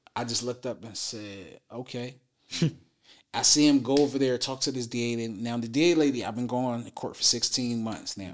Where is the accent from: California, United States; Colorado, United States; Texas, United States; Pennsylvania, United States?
Pennsylvania, United States; Philadelphia; also born or lived in New Jersey; now in Dallas, United States; I'm from West Philadelphia, born and raised